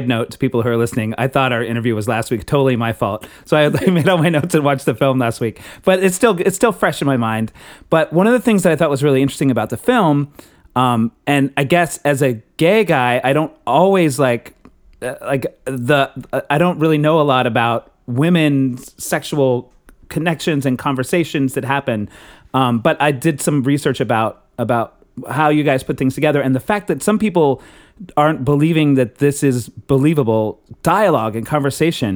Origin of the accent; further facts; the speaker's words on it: Texas, United States; now in New York, United States; I'm from Texas, and I resisted. I live in New York now, and I resisted y'all for a long time when I was a kid